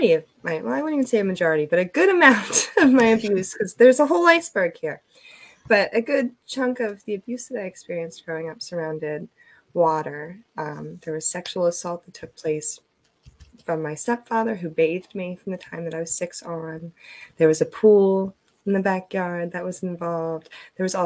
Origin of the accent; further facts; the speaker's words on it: New Jersey, United States; also born or lived in Eastern Shore of Maryland; now in Maryland, United States; I'm originally from New Jersey